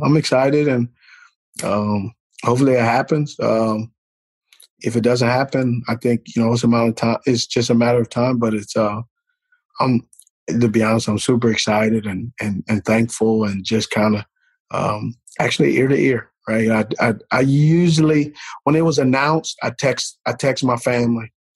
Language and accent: English; California, United States; I grew up in California